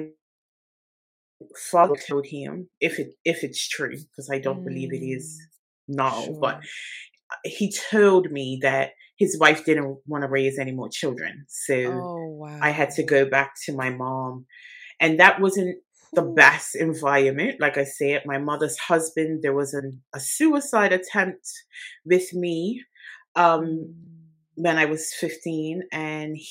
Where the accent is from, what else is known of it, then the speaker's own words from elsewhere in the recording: Bermuda; now in England; I am originally from Bermuda